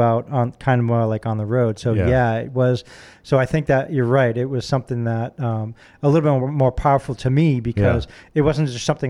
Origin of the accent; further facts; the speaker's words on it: Pepperell, Massachusetts, United States; where I grew up in Pepperell, Massachusetts, total sticks.